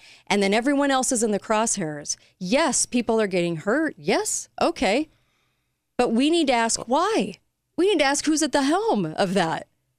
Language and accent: English; United States